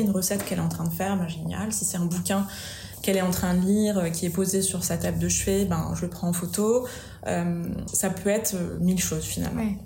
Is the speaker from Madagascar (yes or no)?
no; Vichy, Auvergne-Rhône-Alpes, France; moved away as an adult; also born or lived in Lyon / Paris; now in Bordeaux, France; je suis auvergnate